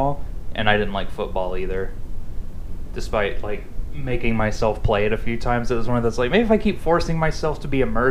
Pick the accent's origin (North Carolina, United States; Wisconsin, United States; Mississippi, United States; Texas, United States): Mississippi, United States; moved away; I'm from Mississippi